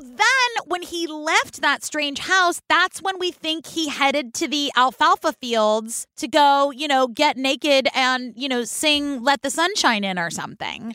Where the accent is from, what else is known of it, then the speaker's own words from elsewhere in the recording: Oakland, California, United States; Now, I grew up in Oakland and I hung out in Berkeley a lot.